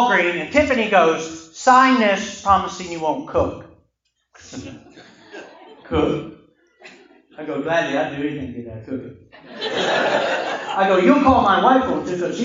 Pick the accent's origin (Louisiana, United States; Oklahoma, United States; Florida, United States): Oklahoma, United States; I told him Oklahoma